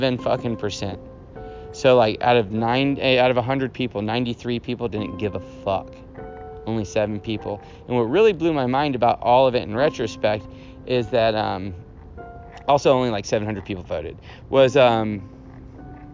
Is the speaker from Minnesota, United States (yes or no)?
no; Houston, Texas, United States; moved away; I'm from Houston, Texas